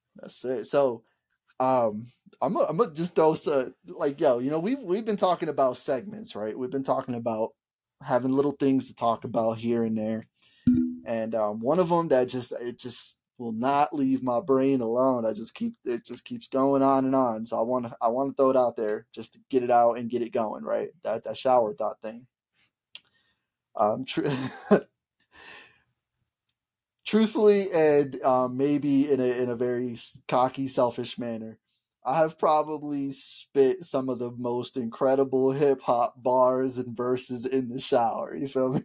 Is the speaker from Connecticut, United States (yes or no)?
yes; Bridgeport, Connecticut, United States; growing up in Bridgeport, Connecticut